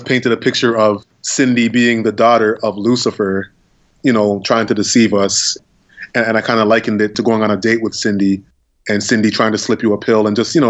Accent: Toronto, Ontario, Canada; I say I'm from Toronto

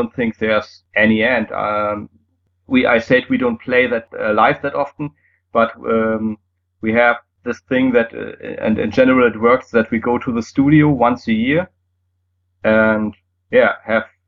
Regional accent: Germany; first language German; English is a second language; it's easier for me in German because it's my native language

